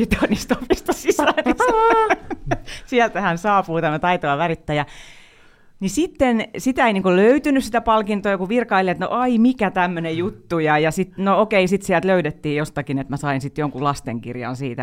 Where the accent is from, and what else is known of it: Pori, Satakunta, Finland; born or raised there